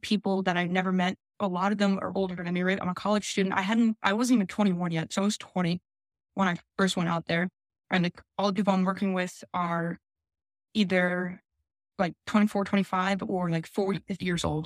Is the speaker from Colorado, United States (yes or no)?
no; New Jersey, United States; moved away as an adult; also born or lived in Philadelphia / Los Angeles; growing up in South Jersey, went to school in Philadelphia, 30, 40 minutes away